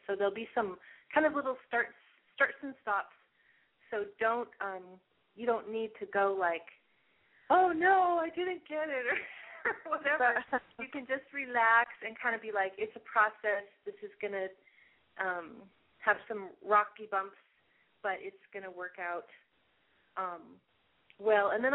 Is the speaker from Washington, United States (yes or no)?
yes; Seattle, Washington, United States; I grew up in Seattle, and so I went to urban school